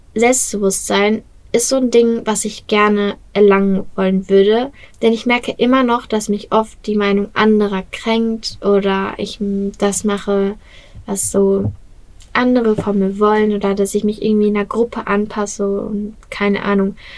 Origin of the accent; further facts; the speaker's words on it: Bottrop, North Rhine-Westphalia, Germany; sei es in Bottrop, in meiner Heimatstadt